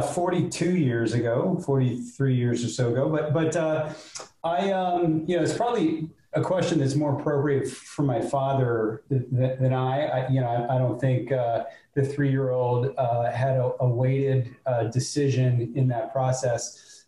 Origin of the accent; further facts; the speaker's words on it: North Palm Beach, Florida, United States; also born or lived in Miami; I grew up in Ju- Juno Isles Boulevard, um, and I, I, was cutting lawns at the age of, of 10